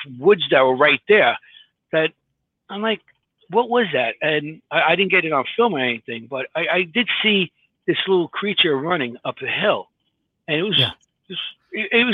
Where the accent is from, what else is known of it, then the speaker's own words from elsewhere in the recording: New York City, New York, United States; I'm from Queens